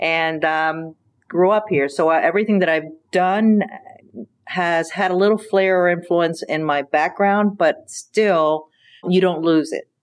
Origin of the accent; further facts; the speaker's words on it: Pinellas County, Florida, United States; also born or lived in Cuba; I grew up in Pinellas County